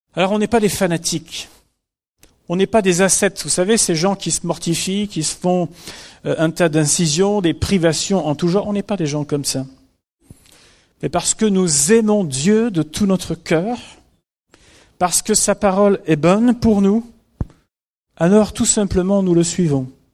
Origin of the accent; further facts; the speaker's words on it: France; chez nous en France